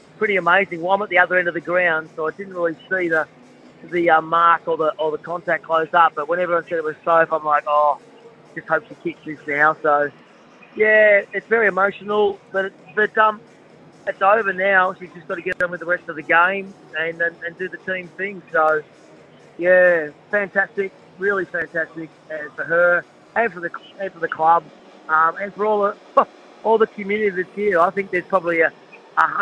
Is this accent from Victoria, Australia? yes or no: yes; Seymour, Victoria, Australia; my hometown, Seymour